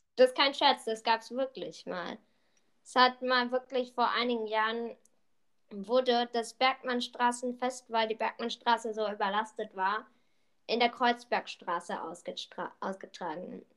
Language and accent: German; Berlin, Germany; wir sind drei, zwei Berliner Jungs